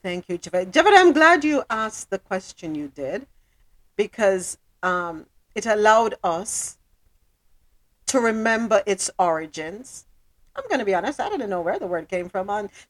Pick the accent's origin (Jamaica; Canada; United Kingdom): Jamaica; now in United States; I'm not African-American. I'm Jamaican, right? And our words are different, but I live here, so I have to learn them.